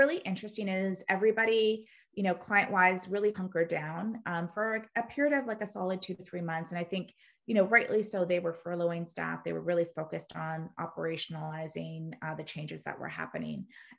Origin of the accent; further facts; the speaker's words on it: Canada; we're Canadian, but 80% of our business is in the US.